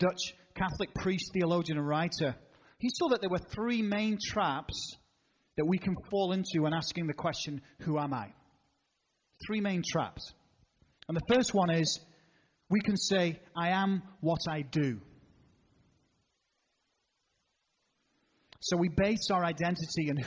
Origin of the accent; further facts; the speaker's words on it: England, United Kingdom; I'm an Englishman